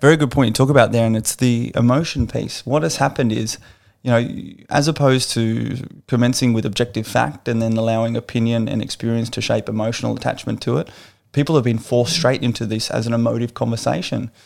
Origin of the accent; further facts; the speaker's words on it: Australia; an Australian citizen